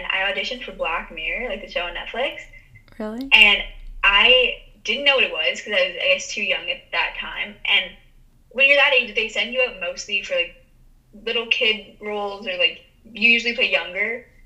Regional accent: Toronto, Ontario, Canada; Yeah, I think just growing up in a big city altogether, I it's like a very big deal.

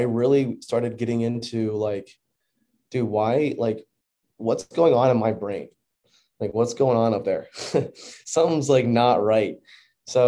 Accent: Orlando, Florida, United States; moved away; also born or lived in Texas; we moved from Orlando, Florida to Texas. And, you know, I had been at the same school my entire life.

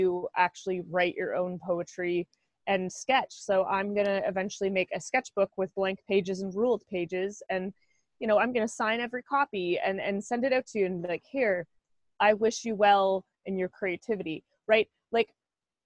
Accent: Oshawa, Ontario, Canada; I'm … from Oshawa

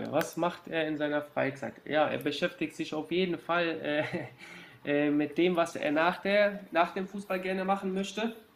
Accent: Germany; ich bin ja in Deutschland geboren, ich bin die ganze Jugend beim FC gewesen

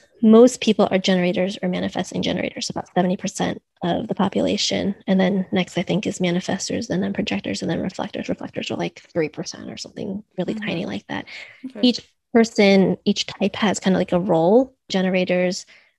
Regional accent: United States; also born or lived in New York / Boston; I'm Chinese American. So I'm second generation, and I grew up in a household

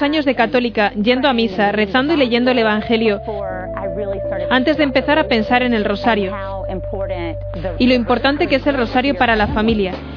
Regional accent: Macclenny, Florida, United States; crecí en McLenny, Florida, que es una pequeña ciudad como unas 45 millas al oeste de Jacksonville

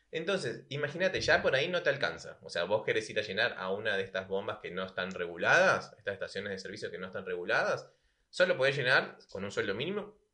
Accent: Venezuela; moved away as an adult; now in La Plata, Argentina; momento que yo llegué a Argentina desde Venezuela

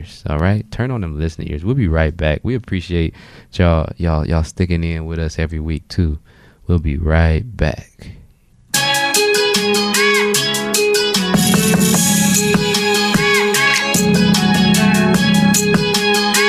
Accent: Detroit, Michigan, United States; also born or lived in Southfield, Michigan; now in Ohio, United States; I'm originally from Detroit

